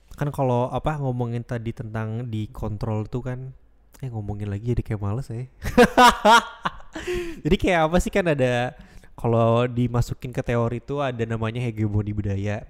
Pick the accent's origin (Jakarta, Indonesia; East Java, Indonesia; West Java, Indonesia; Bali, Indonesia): West Java, Indonesia; Bandung; moved away; aku emang awalnya asalnya dari Bandung